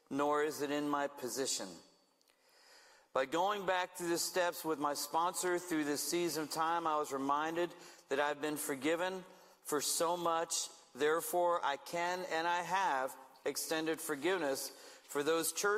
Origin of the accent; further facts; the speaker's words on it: Stuart, Florida, United States; moved away as an adult; also born or lived in Savannah, Georgia / Woodland Park, Colorado; now in Manteca, United States; God moved us back to Stuart, Florida, where I served as pastor of worship and community care at a church in my hometown